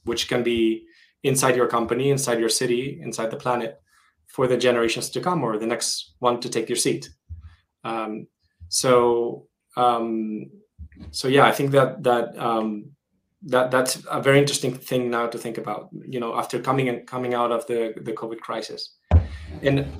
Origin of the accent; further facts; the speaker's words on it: Madrid, Community of Madrid, Spain; moved away as an adult; also born or lived in San Francisco; And I'm originally Spanish. I was born in Madrid, and after living in many countries, I've decided to move back to Madrid.